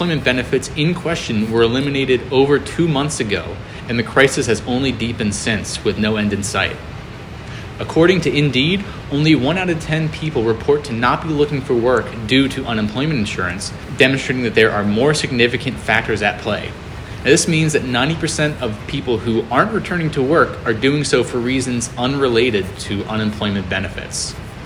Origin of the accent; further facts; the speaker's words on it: outside of Philadelphia, Pennsylvania, United States; I'm from outside of Philly